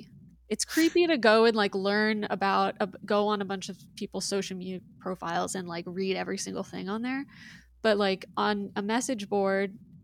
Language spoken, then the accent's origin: English; Austin, Texas, United States; I'm from Austin